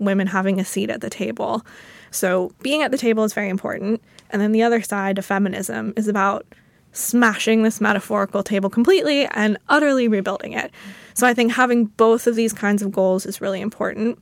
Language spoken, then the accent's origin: English; United States; I'm an American